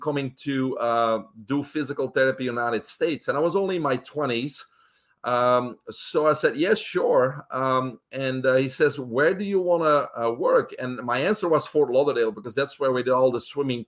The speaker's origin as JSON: {"language": "English", "country": "Belgium", "tie": "born or raised there", "second_language": "English", "moved": "as an adult", "said": "I'm originally from Belgium in Europe. I was raised there with my brother, single home family."}